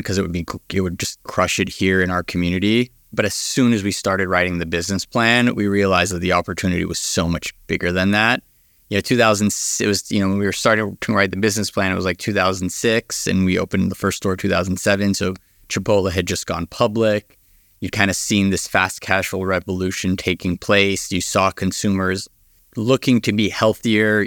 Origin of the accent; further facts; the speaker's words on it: Los Angeles, California, United States; I grew up here in Los Angeles